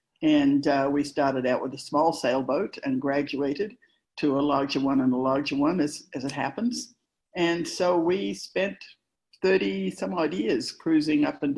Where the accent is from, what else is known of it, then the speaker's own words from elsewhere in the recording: Australia; moved away as an adult; also born or lived in England / Greece / Western Canada; now in Canada; I grew up in Australia from the time I was six, and I went to a university in Australia.